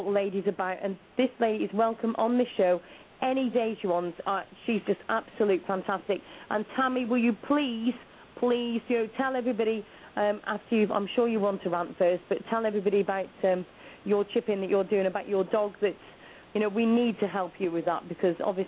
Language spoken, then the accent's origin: English; Shropshire, West Midlands, United Kingdom; I'm from Shropshire.